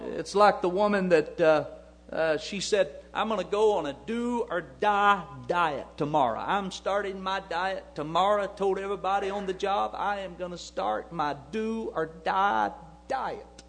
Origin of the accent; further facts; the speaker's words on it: United States; I'm an American